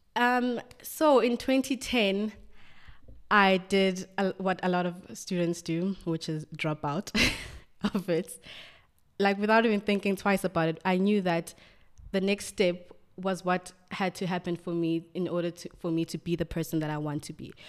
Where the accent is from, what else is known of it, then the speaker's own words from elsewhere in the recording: Johannesburg, Gauteng, South Africa; I was born and raised in Soweto, a wonderful township.